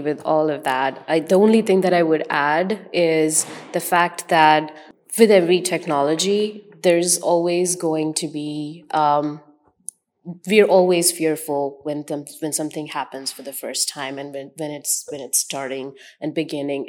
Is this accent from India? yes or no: yes; India; moved away as an adult; now in United States; I was born in India, so I come from, um, a background of, um, large amount of cultures